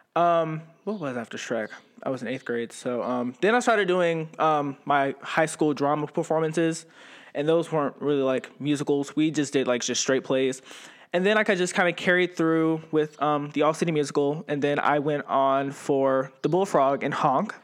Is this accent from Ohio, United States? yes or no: yes; Ravenna, Ohio, United States; also born or lived in Youngstown, Ohio; growing up in Ravenna, it was, I actually, I was born in Youngstown, and then my mom got married and she moved, and we moved to Ravenna